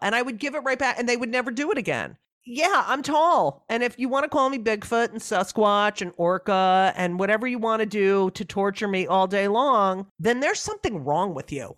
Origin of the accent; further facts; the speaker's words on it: New Jersey, United States; moved away; growing up in New Jersey.